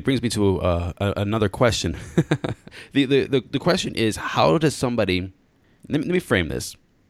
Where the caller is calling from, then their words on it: Taiwan; I'm calling you from Taiwan right now.